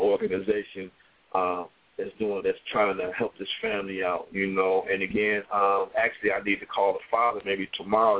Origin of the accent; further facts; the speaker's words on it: Toledo, Ohio, United States; in my hometown